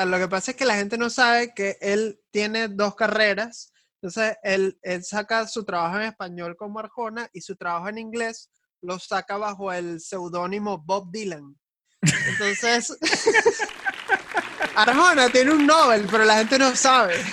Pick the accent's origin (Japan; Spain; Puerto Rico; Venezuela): Venezuela; que como venezolanos hemos pasado tantas vainas.